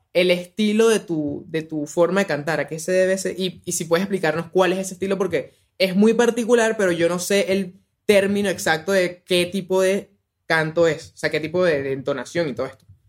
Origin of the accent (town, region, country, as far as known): Venezuela